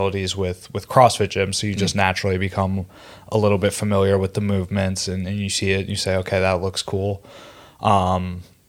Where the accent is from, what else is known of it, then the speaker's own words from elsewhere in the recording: Pittsburgh, Pennsylvania, United States; moved away as an adult; now in New York City, United States; Born and raised in Pittsburgh, PA. Have resided in New York City for the last 7 years